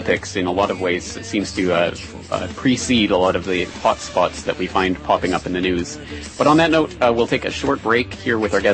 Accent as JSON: {"language": "English", "country": "Canada", "said": "being a Canadian myself"}